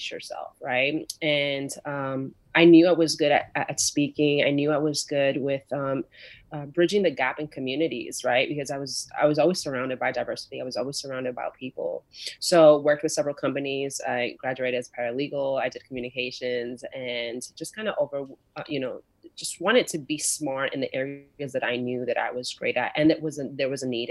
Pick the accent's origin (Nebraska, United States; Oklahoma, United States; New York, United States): New York, United States; moved away as an adult; I grew up in a very tough situation in New York. I'm from New York originally